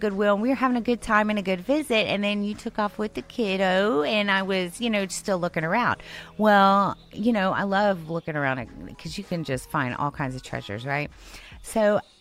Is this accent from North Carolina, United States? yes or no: no; Houston, Texas, United States; I'm from Houston.